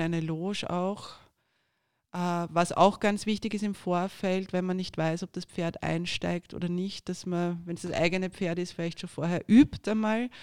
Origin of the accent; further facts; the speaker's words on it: Austria; bei uns in Österreich